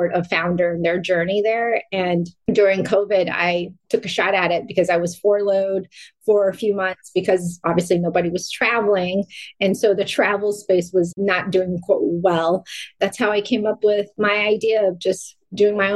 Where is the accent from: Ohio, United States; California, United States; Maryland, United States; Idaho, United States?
California, United States; also born or lived in Vung Tau, Vietnam / Wichita, Kansas; growing up in California, like I went to Lee's every weekend